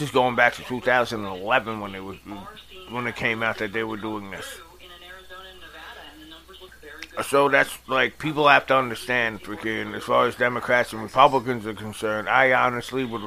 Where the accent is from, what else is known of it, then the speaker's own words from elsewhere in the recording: New York, United States; New York, my home state, my hometown